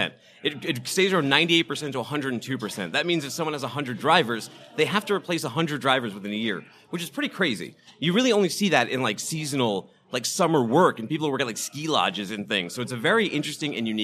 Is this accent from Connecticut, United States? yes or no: no; Boston, Massachusetts, United States; I'm from Boston